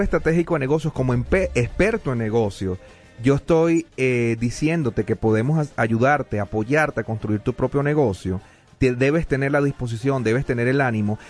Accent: Venezuela; now in Denver, United States; decimos en Venezuela

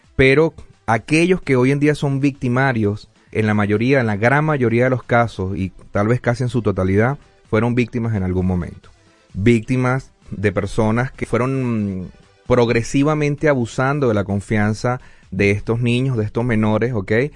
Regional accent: Venezuela; moved away; soy venezolano, tengo el privilegio de haber nacido en la tierra de Simón Bolívar

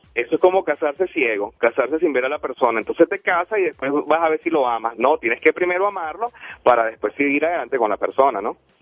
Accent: Venezuela; now in Denver, United States; Yo vengo de Venezuela, soy de Venezuela, amo a mi nación, amo a mi país

